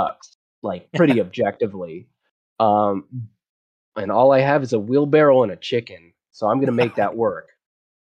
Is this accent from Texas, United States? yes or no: yes; Texas, United States; I'm from Texas